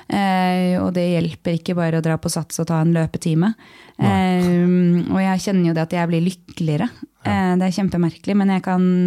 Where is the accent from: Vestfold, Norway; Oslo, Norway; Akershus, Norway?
Akershus, Norway; Lørenskog; jeg er fra Lørenskog